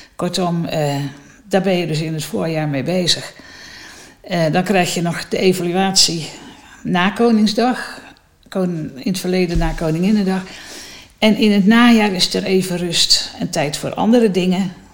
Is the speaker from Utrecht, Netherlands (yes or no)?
no; North Brabant, Netherlands; moved away as an adult; now in Baarn, Netherlands; Ik ben in Midden-Brabant opgegroeid